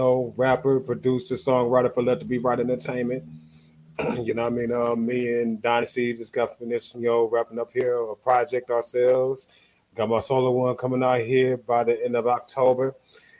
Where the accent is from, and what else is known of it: Ohio, United States